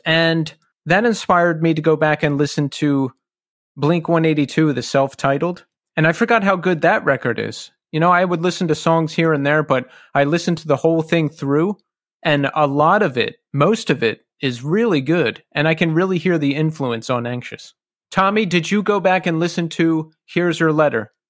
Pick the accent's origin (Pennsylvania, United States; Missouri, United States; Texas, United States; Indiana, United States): Pennsylvania, United States; Philadelphia; now in Brooklyn, United States; I was born outside of Philly and then raised in Philly and then moved to New York.